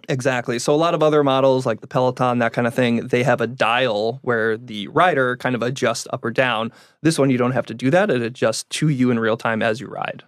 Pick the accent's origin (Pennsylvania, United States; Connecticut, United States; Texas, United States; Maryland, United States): Connecticut, United States; moved away as an adult; now in San Diego, United States; I grew up in Connecticut. Uh, was there until I was about nineteen when I switched colleges and moved out here to San Diego